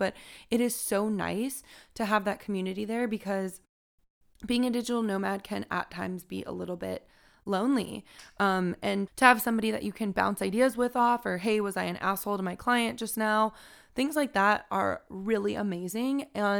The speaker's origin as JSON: {"language": "English", "region": "California", "country": "United States", "said": "We come from Southern California. There is a lot to do there, but sometimes with all of the driving involved, you don't take advantage of those kinds of opportunities."}